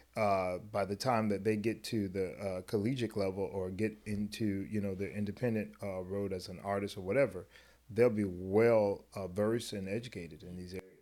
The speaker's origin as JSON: {"language": "English", "region": "South Florida", "country": "United States", "tie": "born or raised there", "said": "the experience as a black kid growing up in South Florida"}